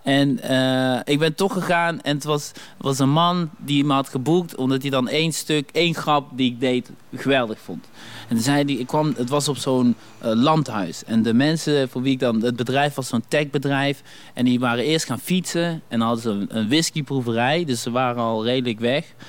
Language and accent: Dutch; Dommelen, North Brabant, Netherlands; accent: Brabant; also born or lived in Congo; ik kom uit Dommelen, weet je wel. we waren een van de eerste zwarte families daar